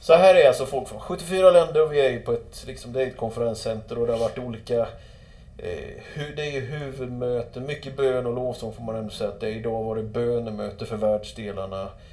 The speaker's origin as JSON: {"language": "Swedish", "country": "Sweden", "said": "jag var från Sverige"}